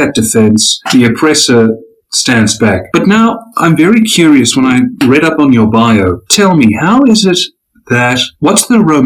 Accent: South Africa; I'm a South African

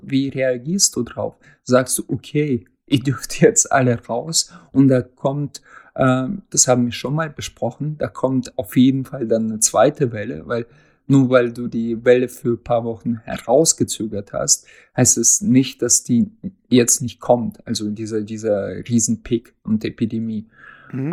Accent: Russia; now in Germany; als Russe

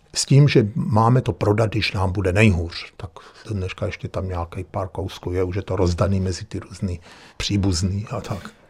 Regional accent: Czechia; moved away as an adult; also born or lived in Vienna, Austria; now in Weinviertel, Austria; jsme Češi

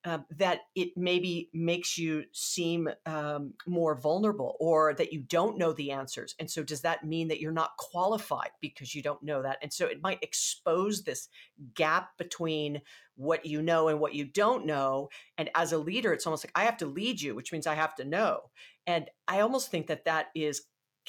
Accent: Hawaii, United States; I'm from Hawaii

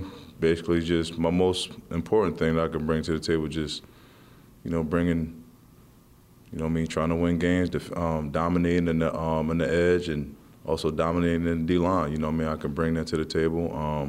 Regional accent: Philadelphia, Pennsylvania, United States; You know, I'm from Philly, so, you know what I mean? I was more of an Eagles, but, you know, I never hated the Giants, though.

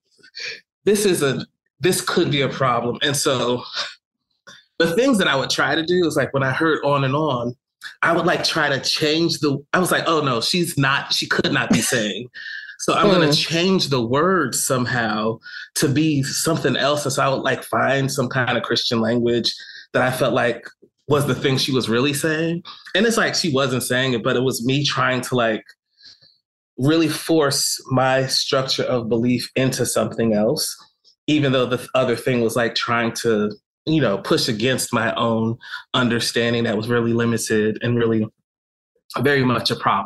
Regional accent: East Orange, New Jersey, United States; moved away as an adult; also born or lived in Philadelphia; I grew up in East Orange, New Jersey

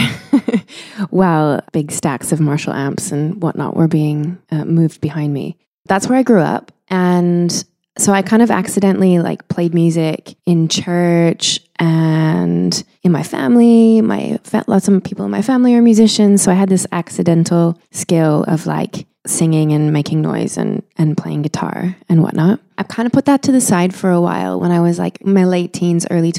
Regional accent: Winnipeg, Manitoba, Canada; now in London, United Kingdom; I grew up in Winnipeg, Manitoba

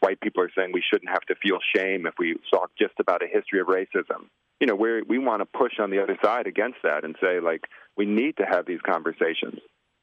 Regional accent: Chicago, Illinois, United States; I grew up on the South Side in predominantly black spaces, you know, Kenwood High School and South Shore

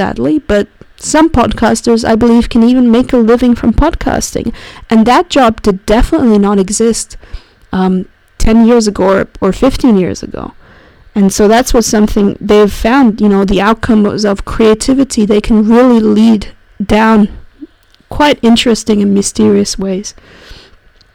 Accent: Zurich, Switzerland; my hometown of Zurich

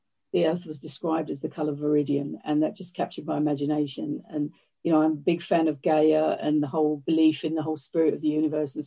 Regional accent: London, United Kingdom; moved away as an adult; now in Northamptonshire, United Kingdom; I'm a Londoner

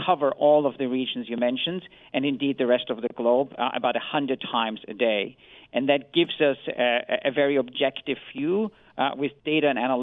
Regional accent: Vienna, Austria; I come from Vienna

